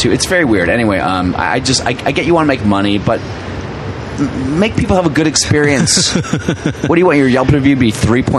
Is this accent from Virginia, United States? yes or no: yes; Alexandria, Virginia, United States; moved away; also born or lived in New York; So I grew up in Northern Virginia.